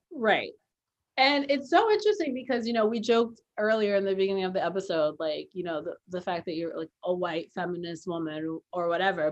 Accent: New York City, New York, United States; growing up in New York City

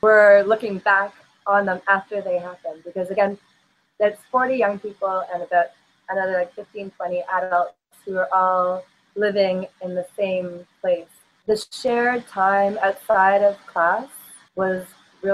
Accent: Toronto, Ontario, Canada; moved away as an adult; also born or lived in Sapporo, Japan; now in Prince Rupert, Canada; where I grew up in Toronto, of 6 million

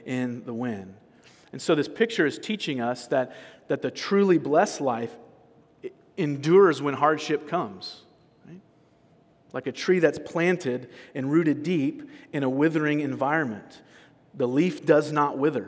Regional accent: California, United States; I'm from California

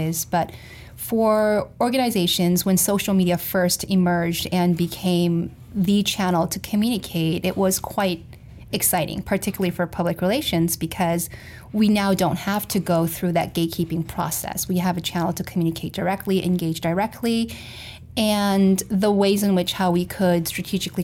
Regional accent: South Korea; moved away as an adult; also born or lived in Florida, United States / Missouri, United States; I experienced culture shock more so when I moved from Florida to Missouri than when I moved from Korea to Florida

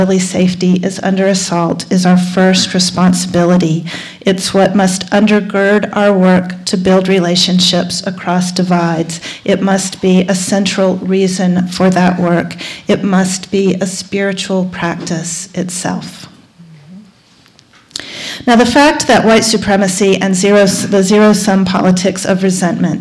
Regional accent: North Carolina, United States; my home state of North Carolina

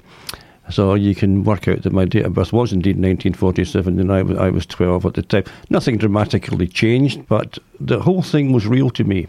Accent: Ayr, Scotland, United Kingdom; also born or lived in Glasgow; my parents moved down to the coastal town of Ayr, which was a much healthier place. And that's where I spent my childhood

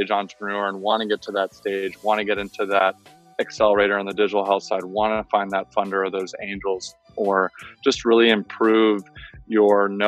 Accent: San Francisco, California, United States; now in Miami, United States; I'm originally from San Francisco, and I was in Miami for a long time

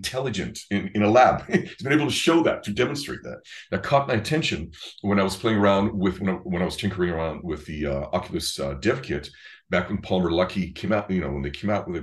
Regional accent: Israel; moved away; I'm from Israel originally

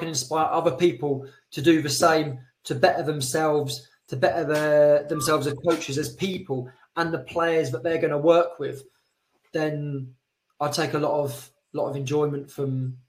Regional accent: Colchester, East of England, United Kingdom; moved away as an adult; now in Madrid, Spain; I'm from Colchester originally

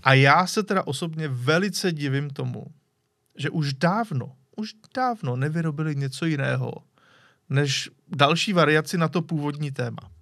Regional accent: Czechia; Jsme Češi.

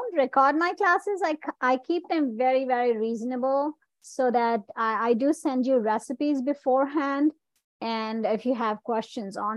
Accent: India; I'm an Indian

